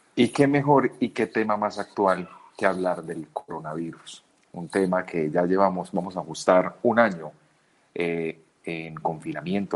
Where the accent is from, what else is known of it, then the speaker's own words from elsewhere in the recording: Colombia; Somos demasiados colombianos, somos más de 40 millones de colombianos.